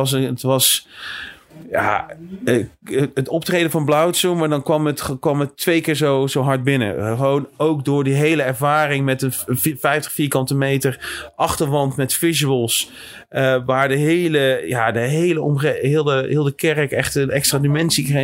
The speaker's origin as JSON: {"language": "Dutch", "town": "Bergen", "region": "North Holland", "country": "Netherlands", "said": "Ik kom zelf uit Bergen"}